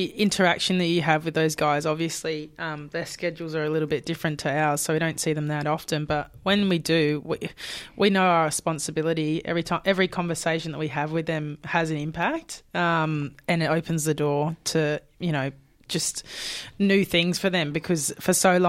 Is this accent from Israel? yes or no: no; Perth, Western Australia, Australia; moved away as an adult; now in Brisbane, Australia; And I moved from Perth to Brisbane at 19, which is a huge move